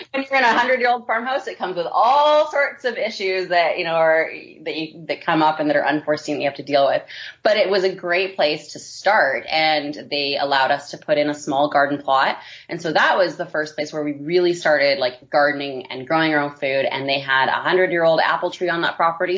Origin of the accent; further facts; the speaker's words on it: Vancouver, British Columbia, Canada; moved away; my husband and I both grew up in the city. We're both from Vancouver, BC, originally